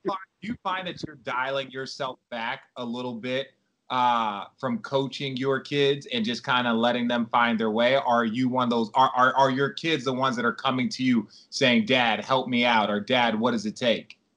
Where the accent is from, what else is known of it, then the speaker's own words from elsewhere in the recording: Arizona, United States; also born or lived in New York; now in Los Angeles, United States; I grew up in Arizona